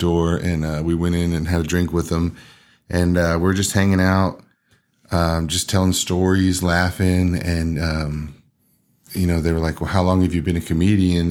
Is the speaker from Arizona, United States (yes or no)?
no; Texas, United States; we were, like, the only ones from Texas